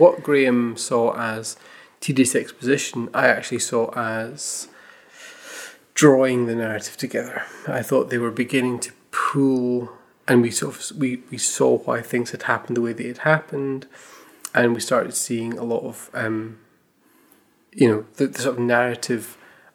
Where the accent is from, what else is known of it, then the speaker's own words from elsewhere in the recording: Scotland, United Kingdom; I am Scottish and much more attuned to Scottish accents.